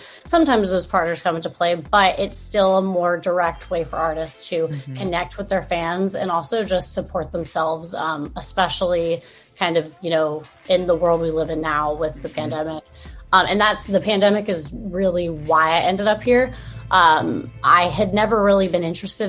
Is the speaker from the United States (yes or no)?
yes; Southern California, United States; I grew up in Southern California